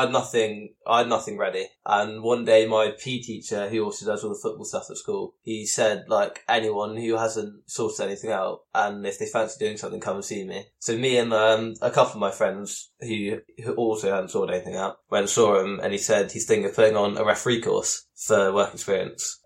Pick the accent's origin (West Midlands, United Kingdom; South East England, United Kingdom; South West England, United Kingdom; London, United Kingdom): South West England, United Kingdom; Devon; I'm from Devon, which is a far way away from Spurs